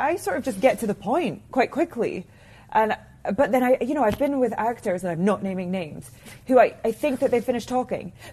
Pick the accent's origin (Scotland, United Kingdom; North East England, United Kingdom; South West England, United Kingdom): Scotland, United Kingdom; now in Los Angeles, United States; I grew up in Scotland studying Greek tragedies